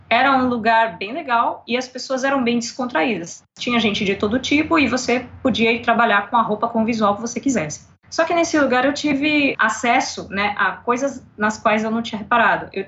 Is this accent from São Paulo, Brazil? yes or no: yes; São Paulo, Brazil; eu sou escritora, tradutora do inglês para o português, revisora de textos, sou de São Paulo e vou fazer 38 anos depois de amanhã.